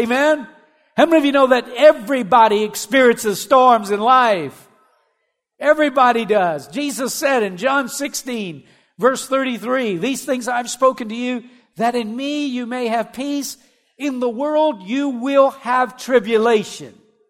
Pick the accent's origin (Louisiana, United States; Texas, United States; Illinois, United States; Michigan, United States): Louisiana, United States; growing up in South Louisiana, you got to go through storms because they come all the time, amen?